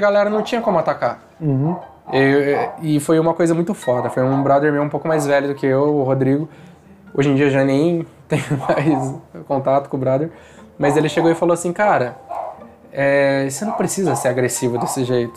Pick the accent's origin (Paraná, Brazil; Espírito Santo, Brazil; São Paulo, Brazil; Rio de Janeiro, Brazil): São Paulo, Brazil; Taubaté; moved away; eu sou de Taubaté, na verdade, não é a capital